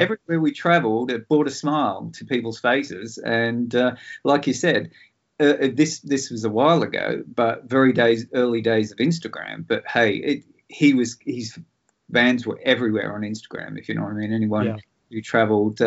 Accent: Sydney, New South Wales, Australia; I sort of grew up in Sydney watching all these really cool old black and white movies

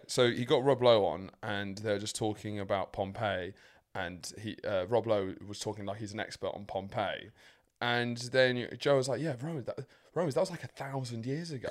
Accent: England, United Kingdom; as an English man

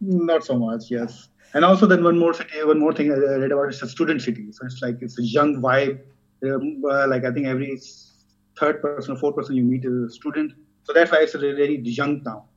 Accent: southern Pakistan, Pakistan; moved away as an adult; now in Freiburg, Germany; I come from Pakistan. I came here in 2014 due to my master's program in Freiburg.

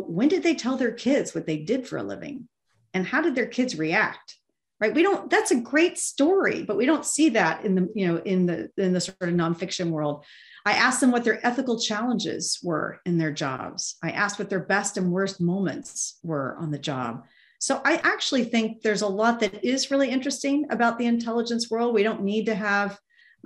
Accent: Kentucky, United States; I grew up in Kentucky

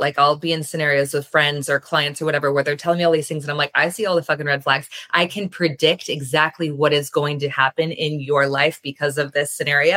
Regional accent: New England, United States; I grew up in New England

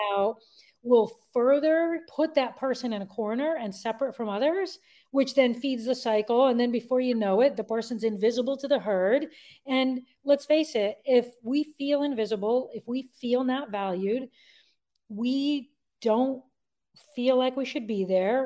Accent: Connecticut, United States; I was born and raised in Connecticut

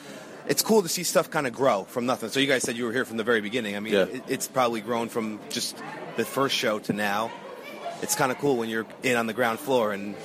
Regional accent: New Jersey, United States; New Jersey.

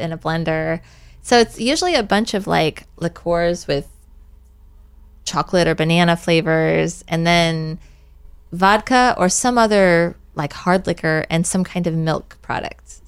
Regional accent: Illinois, United States; now in Avalon, United States; I'm originally from Illinois

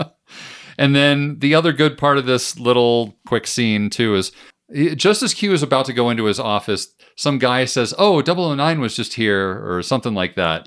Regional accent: United States; me as an American

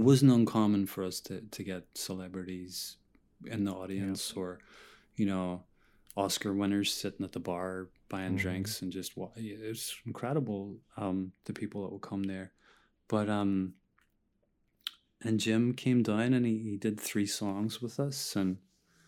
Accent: Ireland; moved away as an adult; now in New York, United States; I'm Irish

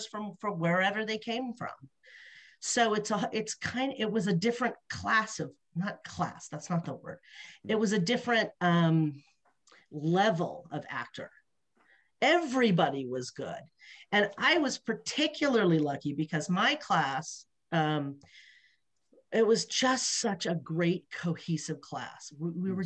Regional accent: Los Angeles, California, United States; moved away; I was from Los Angeles.

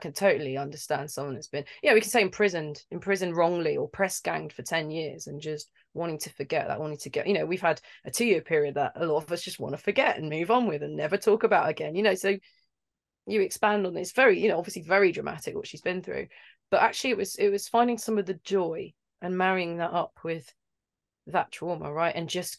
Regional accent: London, United Kingdom; I'm from London. I trained, and they try and kick that accent out of you, right? So my accent isn't quite, yeah.

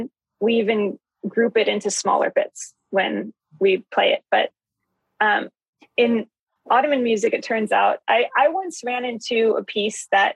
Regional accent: Santa Barbara, California, United States; I moved back to my hometown of Santa Barbara

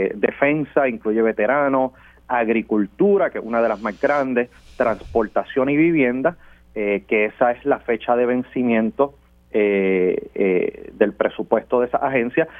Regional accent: Puerto Rico; nosotros aquí en Puerto Rico

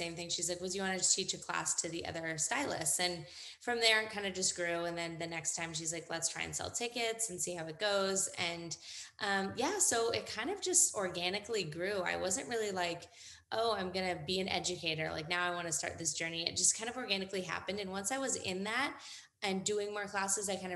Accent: Northern California, United States; now in San Diego, United States; I am from Northern California originally

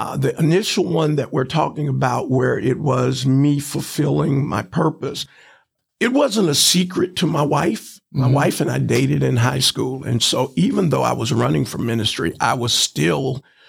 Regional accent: Chattanooga, Tennessee, United States; also born or lived in Fort Wayne, Indiana; growing up in the Chattanooga public school system

